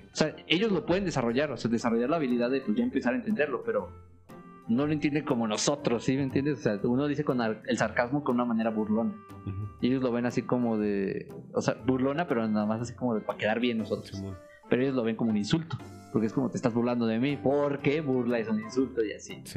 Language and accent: Spanish; Mexico; como buen mexicano